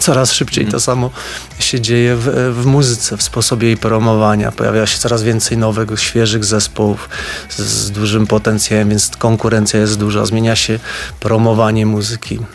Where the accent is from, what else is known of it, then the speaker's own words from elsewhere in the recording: Podhale, Lesser Poland, Poland; accent: Highlander (góralski); Jak mówię, to też słychać, że jestem z Podhala